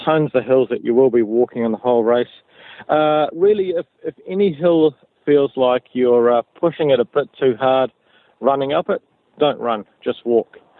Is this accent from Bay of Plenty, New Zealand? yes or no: yes; Kawerau, Bay of Plenty, New Zealand; moved away as an adult; I grew up in Kawerau uh, in the Bay of Plenty